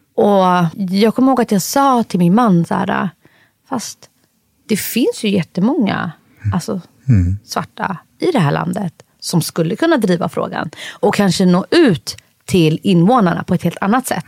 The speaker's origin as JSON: {"language": "Swedish", "country": "Sweden", "tie": "born or raised there", "said": "jag är född i Sverige Fast ursprungligen kommer jag från Somalia"}